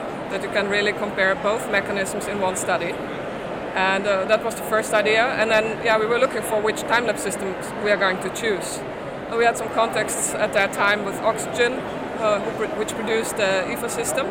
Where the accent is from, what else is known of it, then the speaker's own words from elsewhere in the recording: Austria; moved away as an adult; now in Netherlands; I'm from Austria originally, but I live in the Netherlands since a couple of years.